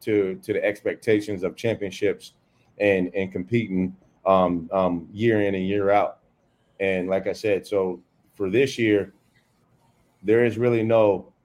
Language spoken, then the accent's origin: English; Warren, Ohio, United States; now in Wesley Chapel, United States; I grew up in Warren, Ohio